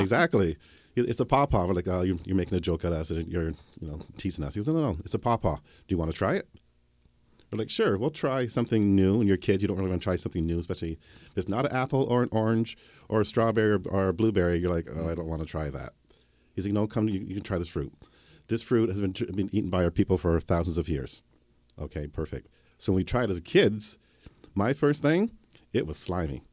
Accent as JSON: {"language": "English", "town": "Harrow", "region": "Ontario", "country": "Canada", "tie": "born or raised there", "said": "when I was growing up in Harrow"}